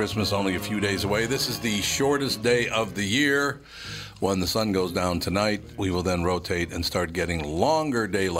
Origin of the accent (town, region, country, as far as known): Minneapolis, Minnesota, United States; born or raised there